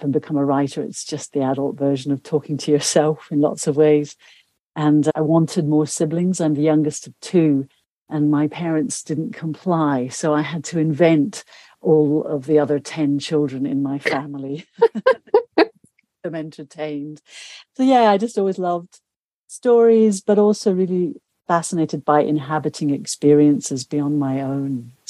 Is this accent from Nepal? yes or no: yes; South Asia, Nepal; also born or lived in India / Pakistan; But I grew up in South Asia, in Nepal and India and Pakistan.